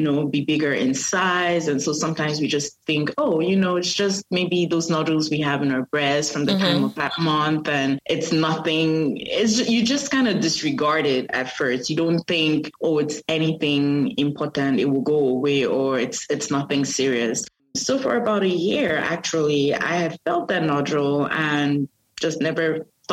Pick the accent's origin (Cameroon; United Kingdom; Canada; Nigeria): Cameroon; now in North Carolina, United States; born and raised in Cameroon. I currently reside in the U.S. I am in North Carolina